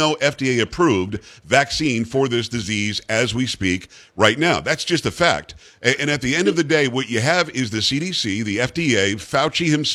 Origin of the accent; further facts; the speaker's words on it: New York, United States; now in Texas, United States; I'm from New York originally